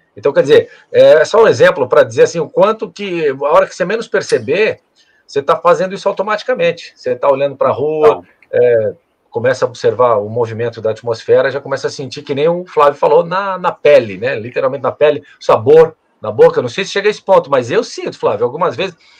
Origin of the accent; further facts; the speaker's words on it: Rio do Sul, Santa Catarina, Brazil; now in Florianópolis, Brazil; a gente vem do interior, lá de Rio do Sul